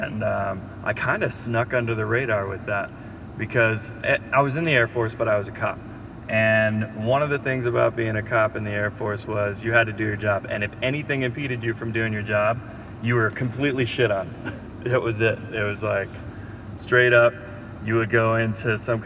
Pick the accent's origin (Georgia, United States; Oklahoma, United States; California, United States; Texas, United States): Texas, United States; San Antonio; also born or lived in Arizona / Dallas; I grew up in San Antonio, Texas